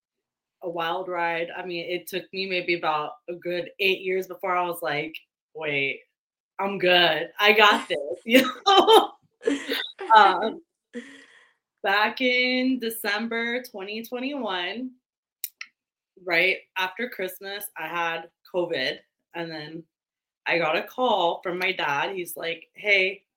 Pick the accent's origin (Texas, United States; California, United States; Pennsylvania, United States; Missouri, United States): California, United States; I'm a weird California girl. Born and raised in California